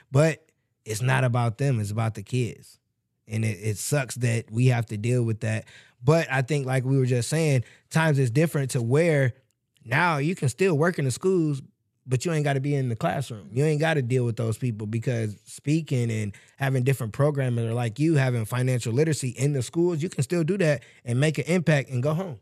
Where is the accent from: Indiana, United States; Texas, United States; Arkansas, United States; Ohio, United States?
Indiana, United States; Michigan City; moved away; we're from Michigan City, so it's small